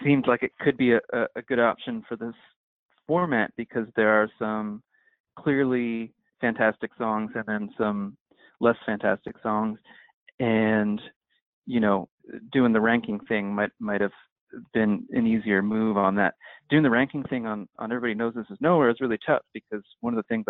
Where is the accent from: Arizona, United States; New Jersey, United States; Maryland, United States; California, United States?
New Jersey, United States; I'm from New Jersey